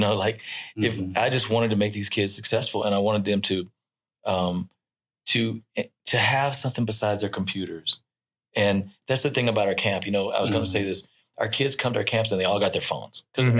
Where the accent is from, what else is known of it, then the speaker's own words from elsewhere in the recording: Louisiana, United States; I'm from Louisiana